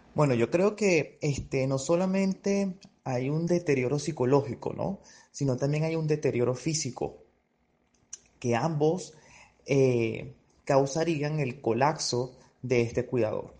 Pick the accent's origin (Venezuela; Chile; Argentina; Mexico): Venezuela